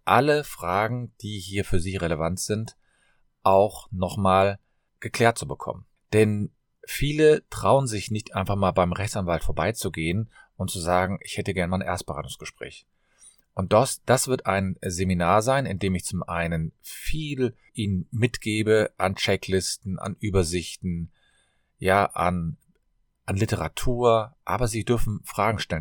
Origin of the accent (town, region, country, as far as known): Cologne, North Rhine-Westphalia, Germany